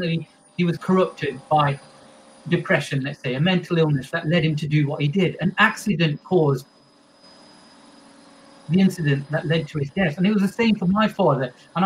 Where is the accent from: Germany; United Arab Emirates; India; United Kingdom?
United Kingdom; Derby, East Midlands; When I was growing up in Derby